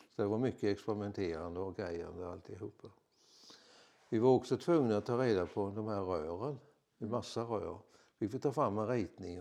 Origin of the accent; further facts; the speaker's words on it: Vissefjärda, Kalmar County, Sweden; jag är ju född i Visefjäll, eller jag har bott i Visefjäll från min ungdom